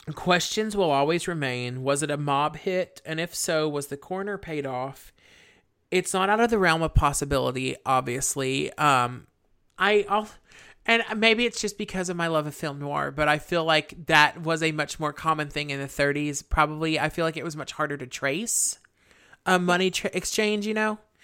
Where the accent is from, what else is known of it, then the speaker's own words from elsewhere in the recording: the South, United States; we're from the South